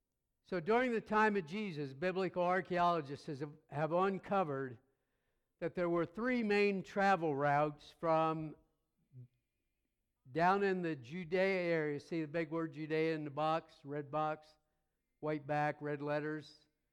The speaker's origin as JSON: {"language": "English", "region": "Pennsylvania", "country": "United States", "also_born_or_lived": "North Carolina / Tampa, Florida", "moved": "yes", "said": "Don't throw anything, but we're originally from Pennsylvania. We're Yankees."}